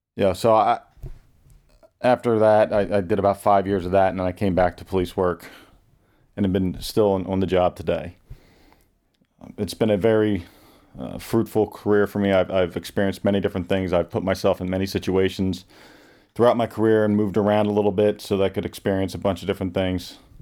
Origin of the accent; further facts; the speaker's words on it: Pottstown, Pennsylvania, United States; born and raised in Pottstown, Pennsylvania, which is a suburban Philadelphia area.